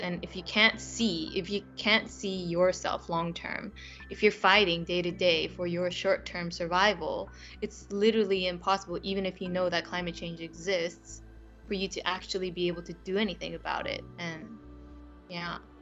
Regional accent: Japan; now in United Kingdom; in my home country in Japan

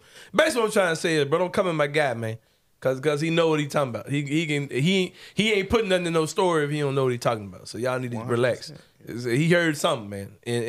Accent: Memphis, Tennessee, United States; We are from Memphis.

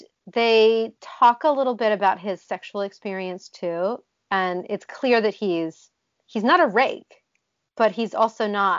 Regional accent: Ohio, United States; I grew up in Ohio

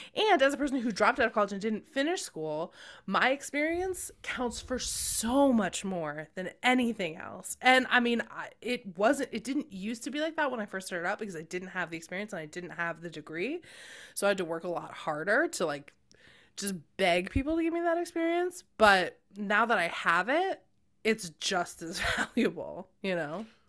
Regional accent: Cambridge, Massachusetts, United States; born or raised there

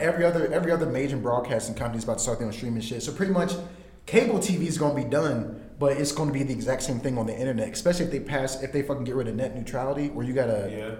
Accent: Jamestown, North Carolina, United States; I'm from Jamestown, which is like right outside of fucking uh, Greensboro.

